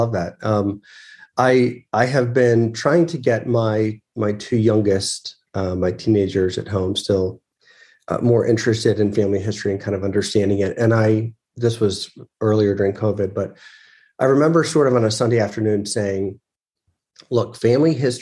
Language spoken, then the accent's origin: English; Charlottesville, Virginia, United States; when I was young and I grew up in Charlottesville, Virginia